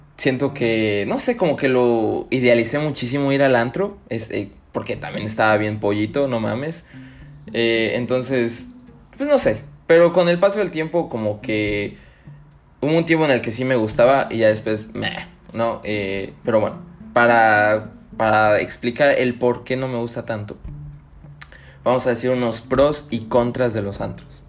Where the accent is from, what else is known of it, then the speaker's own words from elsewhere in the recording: Tuxtla Gutiérrez, Chiapas, Mexico; Aquí en, mi ciudad natal, Tuxtla Gutiérrez